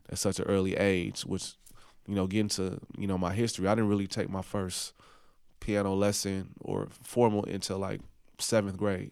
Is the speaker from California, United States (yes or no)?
yes; Oakland, California, United States; moved away as an adult; also born or lived in New Orleans; I was from Oakland